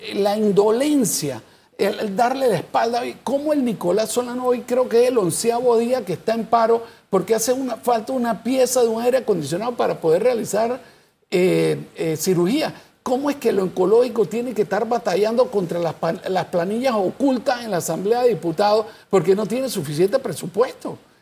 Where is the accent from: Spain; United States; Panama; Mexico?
Panama; yo soy panameño